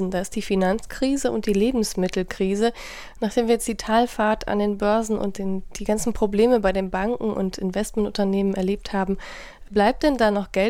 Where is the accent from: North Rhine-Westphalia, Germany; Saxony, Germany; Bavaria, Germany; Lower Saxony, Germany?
North Rhine-Westphalia, Germany; Bonn; Und da kann ich doch dann als äh, Bonner sozusagen auch wieder was tun